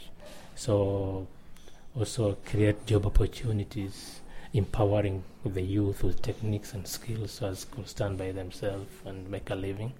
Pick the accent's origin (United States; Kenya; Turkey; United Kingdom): Kenya; Lamu County; I am from Lamu County